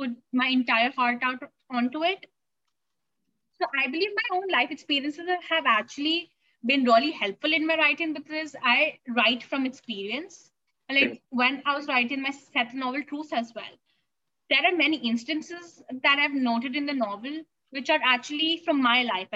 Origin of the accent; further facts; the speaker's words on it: India; I'm a teen author, blogger, and literature advocate from India. And I was born and brought up here